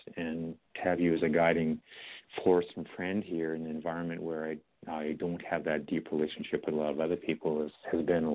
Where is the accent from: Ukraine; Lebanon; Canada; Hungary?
Canada; also born or lived in Edmonton; I'm from Canada here